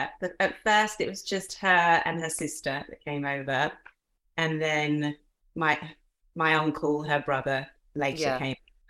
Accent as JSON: {"language": "English", "country": "Nigeria", "tie": "born there", "said": "I was born in Africa. So my dad is English. He always joked that he was just plain old Anglo-Saxon."}